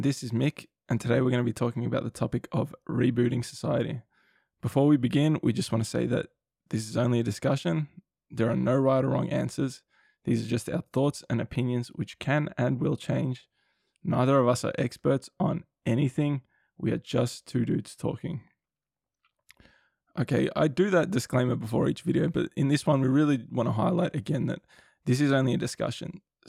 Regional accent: Australia; So we're both Australian, we live here.

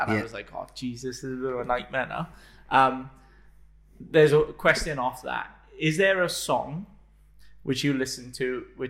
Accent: Wales, United Kingdom; If anybody hasn't noticed yet, we are from the same country. So we're both Welsh.

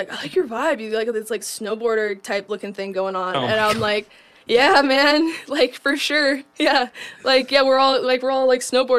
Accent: Idaho, United States; I'm from Idaho.

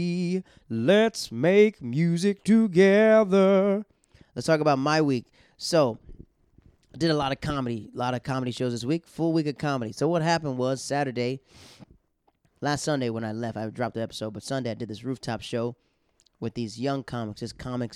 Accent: Tampa, Florida, United States; moved away as an adult; now in New York, United States; I'm from Florida. I'm from Tampa, Florida

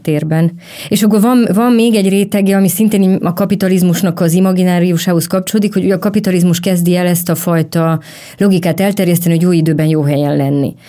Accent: Romania; moved away; amikor én felnőttem a rendszerváltás utáni Románia

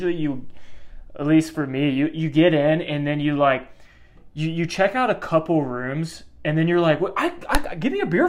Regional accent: Kansas City, United States; both Mike and I. We're from Kansas City, which is very much a suburban area.

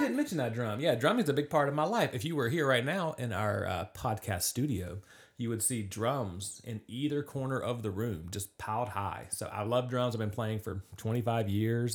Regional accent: Charlotte, North Carolina, United States; I grew up in the Charlotte area

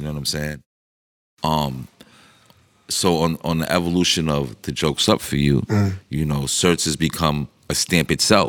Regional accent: New York, United States; I'm from New York.

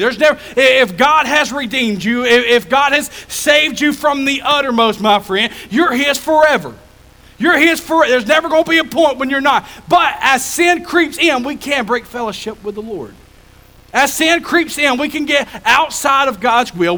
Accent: Jefferson County, Alabama, United States; I grew up in Jefferson County

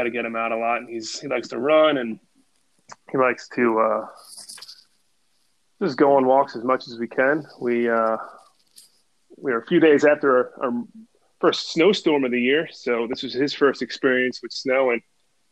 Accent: New York, United States; moved away; also born or lived in Westminster, Maryland; I'm from New York

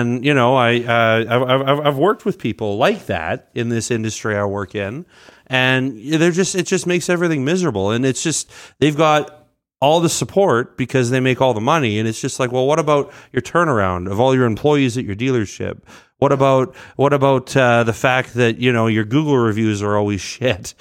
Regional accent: Edmonton, Alberta, Canada; I grew up in Saint Albert, but I've been largely in Edmonton my whole life

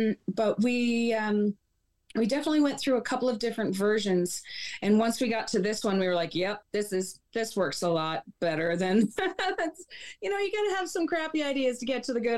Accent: Wabush, Newfoundland and Labrador, Canada; and I am from Wabush, Labrador.

